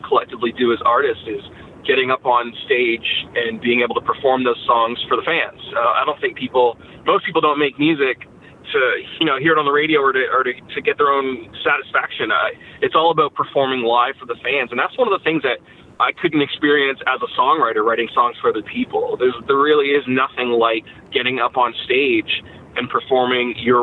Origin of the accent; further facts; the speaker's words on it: Canada; now in United States; I'm actually a dual American citizen, even though I grew up in Canada.